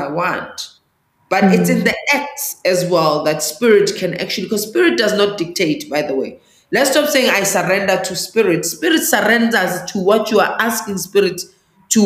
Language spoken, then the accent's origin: English; Johannesburg, Gauteng, South Africa; English is a second language; I was born in Alexandra Township, which is northeast of Johannesburg